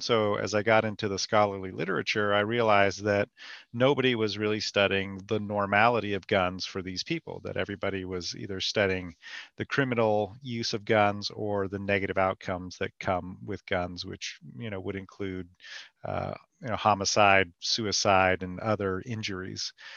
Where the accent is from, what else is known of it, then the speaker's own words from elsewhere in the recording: California, United States; moved away; also born or lived in North Carolina; my background growing up in California where there wasn't much of a, an active gun culture